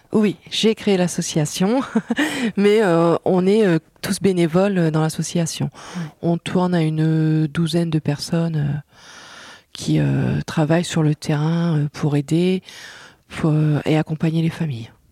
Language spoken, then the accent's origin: French; Outreau, Hauts-de-France, France; je suis Outreloise et je suis administratrice du Centre Jacques Brel.